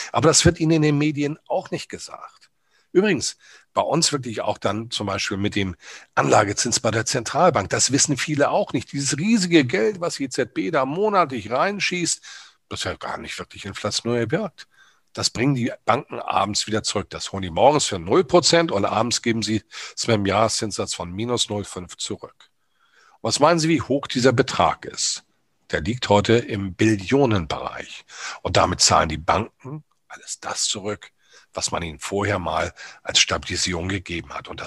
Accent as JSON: {"language": "German", "region": "Hamburg", "country": "Germany", "said": "Sie wissen, ich bin Hamburger Jungen, Kapitänssohn."}